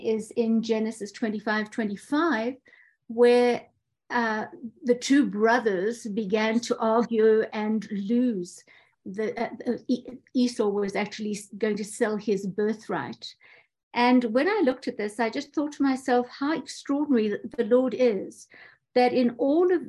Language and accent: English; South Africa; I'm from South Africa.